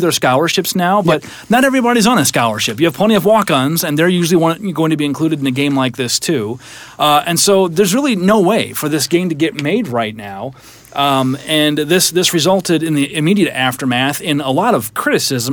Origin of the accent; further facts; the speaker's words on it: Iowa, United States; I'm from Iowa, so wrestling's a big deal.